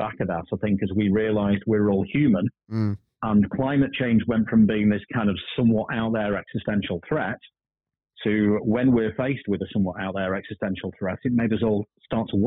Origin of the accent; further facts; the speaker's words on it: Blackpool, North West England, United Kingdom; I'm from Blackpool